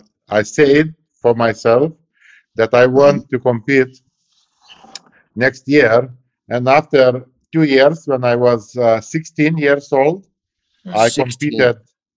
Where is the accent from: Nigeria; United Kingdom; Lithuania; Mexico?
Lithuania; born or raised there